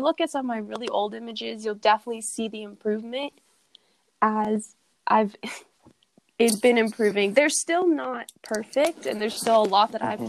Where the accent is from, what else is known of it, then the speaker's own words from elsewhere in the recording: Phoenix, Arizona, United States; I grew up in Phoenix, Arizona